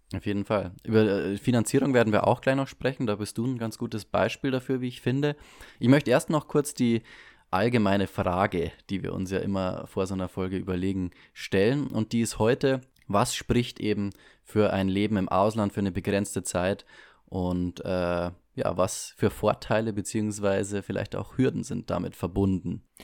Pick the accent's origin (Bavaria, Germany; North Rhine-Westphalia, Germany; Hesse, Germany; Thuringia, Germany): Bavaria, Germany; bei uns in Bayern